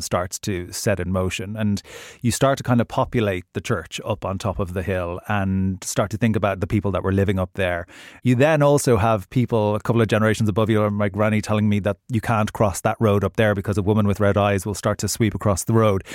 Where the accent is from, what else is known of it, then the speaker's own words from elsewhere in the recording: Ireland; growing up in the Irish countryside